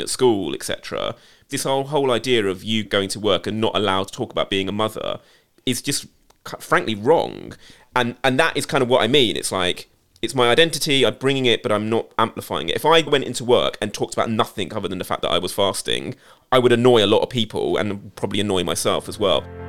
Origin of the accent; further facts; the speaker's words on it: United Kingdom; as a British Asian who went to an pretty much predominantly, if not all, white school